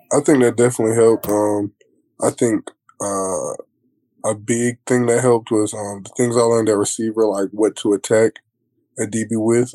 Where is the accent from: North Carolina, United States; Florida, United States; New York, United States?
North Carolina, United States; Fayetteville; I'm from Fayetteville